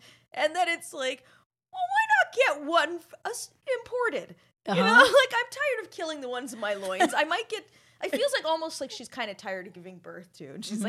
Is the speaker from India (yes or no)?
no; Canada